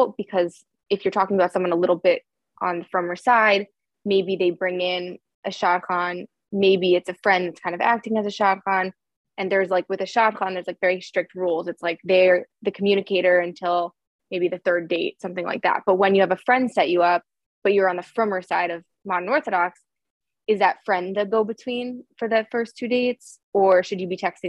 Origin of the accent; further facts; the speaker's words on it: Indianapolis, Indiana, United States; moved away; I'm from Indianapolis originally